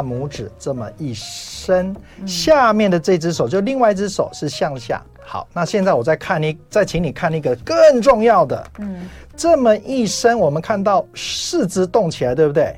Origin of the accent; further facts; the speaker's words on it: Taiwan; 我在我那个年代刚好是抗生素到了台湾